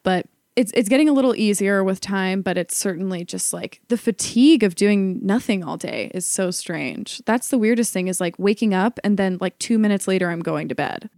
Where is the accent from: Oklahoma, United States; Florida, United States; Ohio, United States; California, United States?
Ohio, United States; moved away as an adult; also born or lived in New York; I'd been going back and forth between New York and Ohio, where I'm from